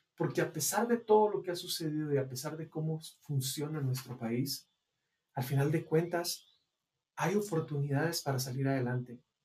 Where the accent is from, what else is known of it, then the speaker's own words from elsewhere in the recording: Guatemala; en el caso de nosotros, los guatemaltecos